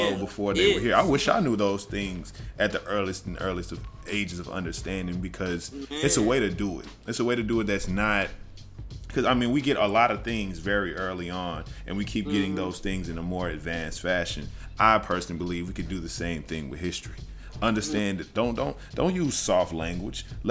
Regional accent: the South, United States; moved away; also born or lived in Chicago; I'm a Southerner, black man

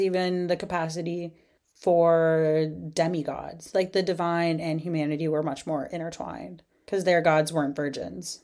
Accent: Eastern Canada, Canada; moved away as an adult; also born or lived in United Kingdom; I grew up in Eastern Canada

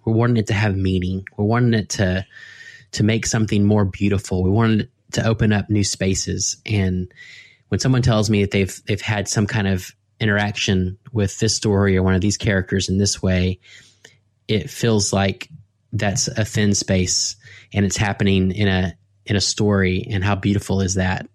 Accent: United States; as American Christians

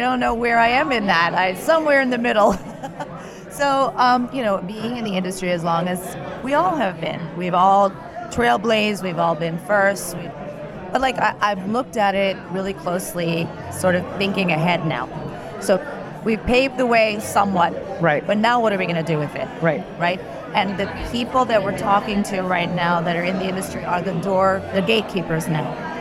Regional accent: United States; I was born in the U.S.

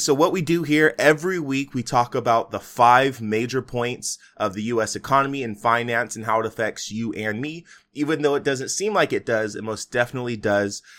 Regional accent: United States; We as American

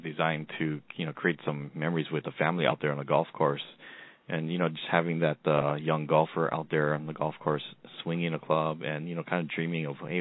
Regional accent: Hawaii, United States; I grew up here in Hawaii

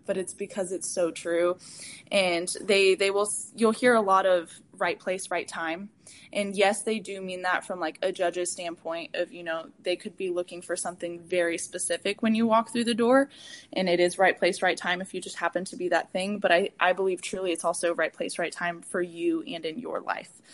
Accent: San Antonio, Texas, United States; moved away as an adult; also born or lived in Denton, Texas; now in Houston, United States; I am from San Antonio, Texas

